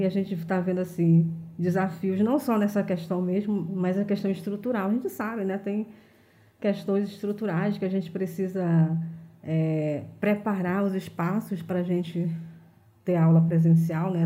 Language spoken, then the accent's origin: Portuguese; Manaus, Amazonas, Brazil; eu sou de um bairro de periferia, eu sou da Compensa, né? Sempre morei na Compensa